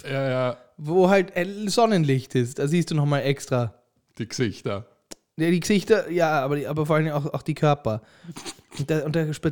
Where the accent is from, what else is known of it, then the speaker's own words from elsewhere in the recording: Austria; wir haben uns jetzt nicht als Österreicher